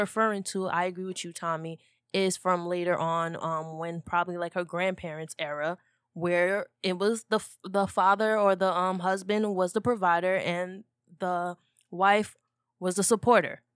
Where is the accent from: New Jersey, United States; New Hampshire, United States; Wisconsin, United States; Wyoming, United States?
New Jersey, United States; we're from North Jersey